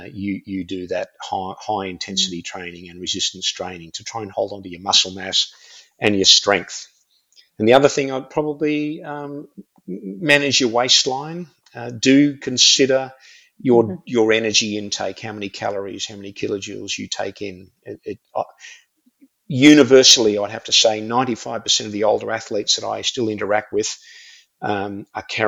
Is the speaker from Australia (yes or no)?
yes; Australia; I'm an Aussie